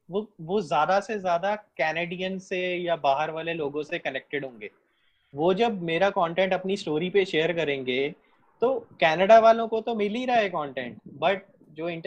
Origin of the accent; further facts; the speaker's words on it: Punjab, India; मैं पंजाब से हूँ